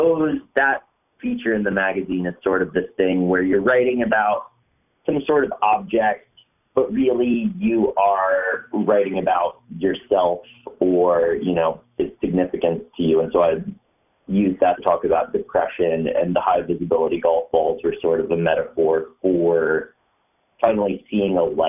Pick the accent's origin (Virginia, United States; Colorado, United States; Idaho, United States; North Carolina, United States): North Carolina, United States; Western; moved away as an adult; also born or lived in New York / Los Angeles; I'm from Western North Carolina